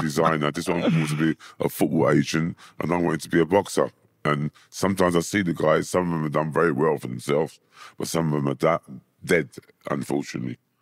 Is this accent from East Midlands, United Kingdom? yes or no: no; London, United Kingdom; also born or lived in Hammersmith; I was born in Hammersmith. Um, when I was three, I moved, my mum moved to Wandsworth, so I was brought up in Wandsworth, um, area.